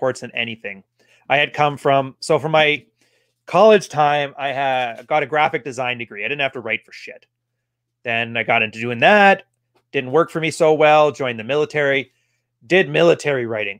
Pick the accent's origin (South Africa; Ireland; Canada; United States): Canada; Alberta; I'm technically from Alberta originally, which is our Alabama